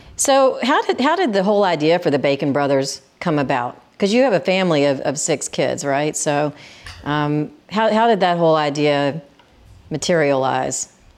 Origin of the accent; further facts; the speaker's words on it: Memphis, Tennessee, United States; I grew up in Memphis